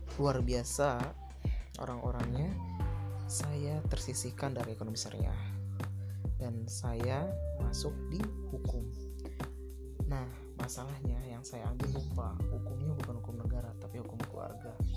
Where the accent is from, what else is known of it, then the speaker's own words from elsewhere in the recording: Rangkasbitung, Banten, Indonesia; Saya asal Banten, yang dimaknya Banten, yaitu Kota Rangkas Bitung, Kabupaten Lebak.